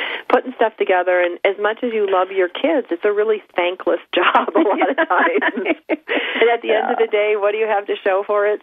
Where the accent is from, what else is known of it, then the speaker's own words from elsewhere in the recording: Buffalo, New York, United States; now in Southern California, United States; I was raised in Buffalo.